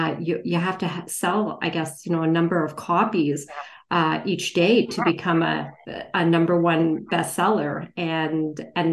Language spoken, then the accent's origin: English; Canada; also born or lived in India; I was born in India, and I migrated, you know, to Canada with my parents when I was two.